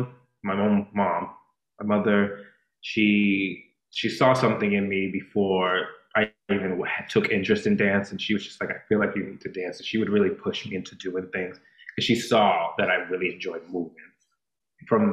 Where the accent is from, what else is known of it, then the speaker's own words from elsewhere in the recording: Boston, Massachusetts, United States; now in Philadelphia, United States; I was born and raised in Boston, Massachusetts